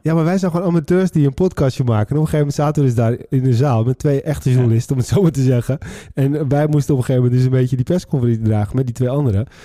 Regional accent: West Friesland, North Holland, Netherlands; wij komen uit West-Friesland

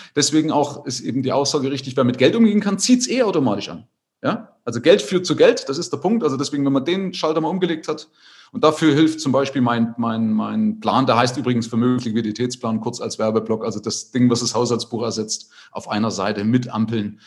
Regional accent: East Germany, Germany; ich hatte das Glück, in der DDR obdachlos zu sein

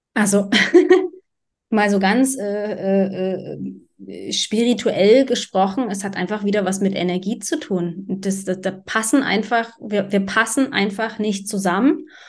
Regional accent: Dresden, Saxony, Germany; ich bin in Dresden aufgewachsen

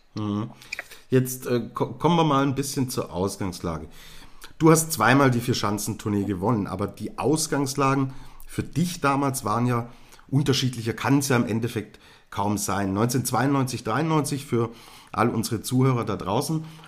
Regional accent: Germany; als Deutscher

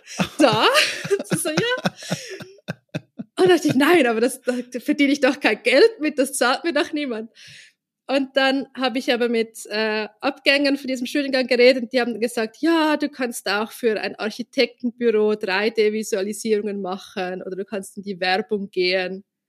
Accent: Zurich, Switzerland; in einem Vorbereitungskurs für die Kunsthochschule bei uns in Zürich

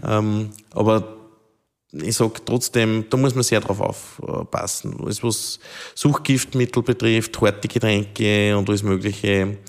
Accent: Steinhaus, Upper Austria, Austria; in meiner Heimatgemeinde

